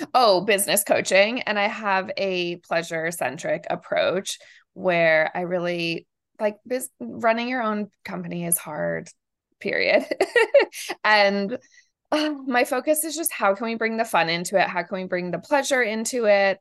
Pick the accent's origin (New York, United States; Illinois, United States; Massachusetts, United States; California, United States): Massachusetts, United States; Amherst; moved away as an adult; also born or lived in rural Georgia / Argentina; I grew up in Amherst, Massachusetts, like most liberal little bubble, very academic